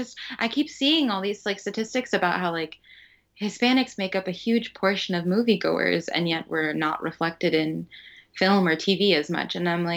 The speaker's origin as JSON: {"language": "English", "region": "Florida", "country": "United States", "said": "And I came from Florida, and I was like, $18 for a freaking ticket"}